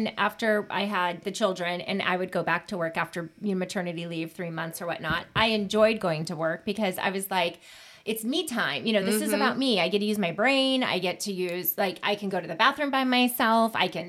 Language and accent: English; Washington, United States; moved away as an adult; also born or lived in Arizona; when I went home to Washington, my mom picked me up at the airport.